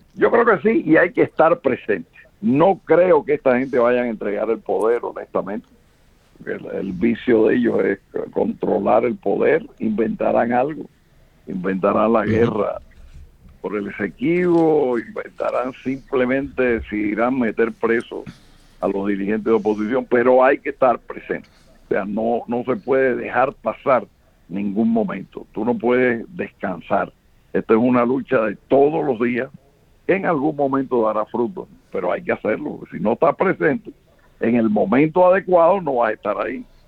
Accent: Venezuela; also born or lived in Cuba; now in United States; yo llegué a Venezuela a los nueve años. Yo prácticamente me crié en Venezuela

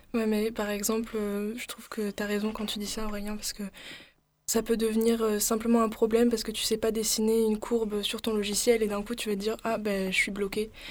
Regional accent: Aix-en-Provence, Provence-Alpes-Côte d'Azur, France; now in Marseille, France; Aix, du coup, je suis pas de très loin, Aix-en-Provence.

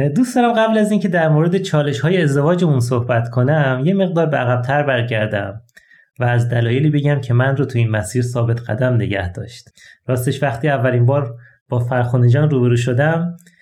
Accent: Ahvaz, Khuzestan, Iran; در شهر اهواز یکی از گرمترین شهرهای ایران

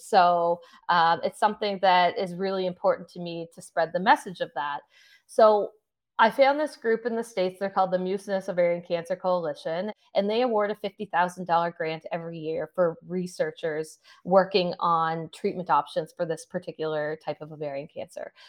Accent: Sydney, Nova Scotia, Canada; I'm from Sydney, Nova Scotia

